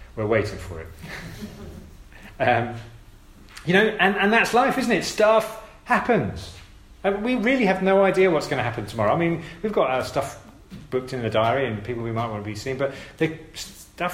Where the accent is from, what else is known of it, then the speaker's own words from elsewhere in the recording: United Kingdom; we're British